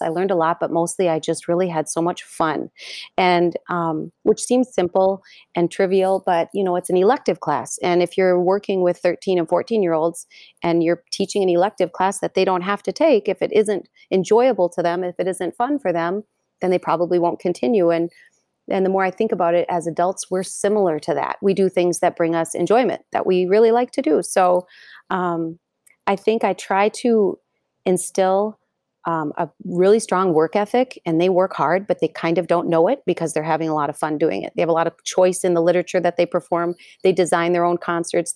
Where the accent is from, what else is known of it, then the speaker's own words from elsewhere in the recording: Fridley, Minnesota, United States; so I grew up in Fridley, so not far away from Anoka.